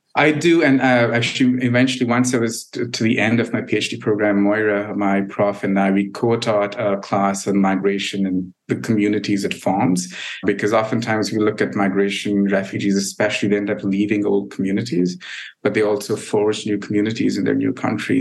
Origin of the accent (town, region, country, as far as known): India; moved away as an adult; now in United States